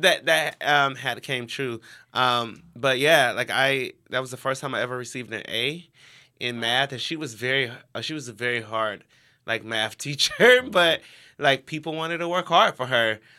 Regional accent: Cleveland, Ohio, United States; I grew up in Cleveland, Ohio

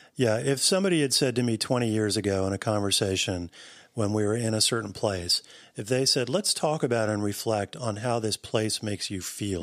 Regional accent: New Jersey, United States; I grew up in New Jersey

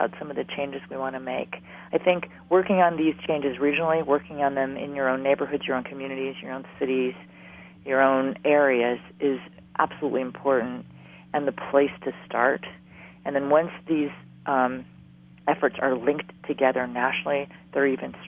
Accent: Hawaii, United States; moved away; I'm from Hawaii

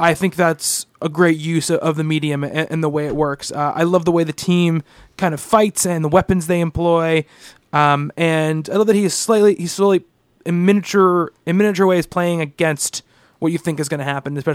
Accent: Canada; I enjoyed the two fours, and yes, I'm Canadian, and I'm no, and I'm not a hockey fan.

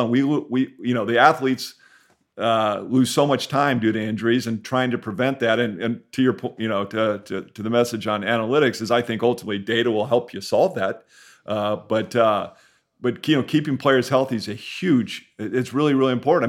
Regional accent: San Diego, California, United States; growing up in San Diego

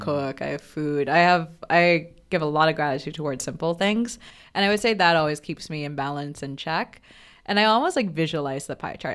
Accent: Bangladesh; moved away as an adult; also born or lived in Providence, Rhode Island, United States; now in New York, United States; growing up in Bangladesh

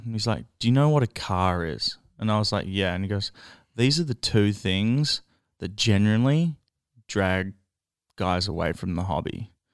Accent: Melbourne, Victoria, Australia; I grew up in Ascot Vale

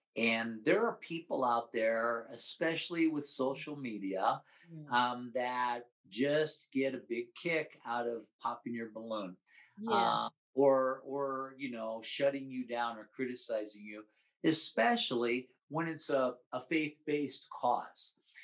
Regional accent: Midwest, United States; And I grew up in the Midwest where it's, where it's horrible.

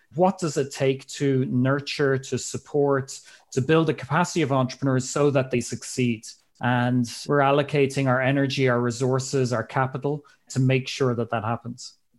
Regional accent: Ireland; moved away as an adult; also born or lived in Switzerland / Kenya; as you might be able to tell from my accent, I'm from Ireland originally.

